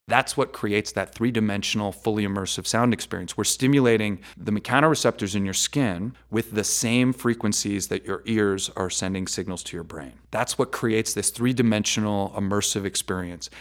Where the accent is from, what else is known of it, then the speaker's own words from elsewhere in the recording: New York, United States; now in Las Vegas, United States; I'm originally from New York